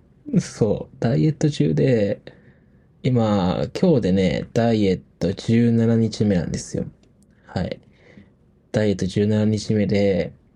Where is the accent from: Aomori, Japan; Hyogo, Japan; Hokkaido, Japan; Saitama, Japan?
Hokkaido, Japan; moved away as an adult; now in Tokyo, Japan; 出身は北海道です。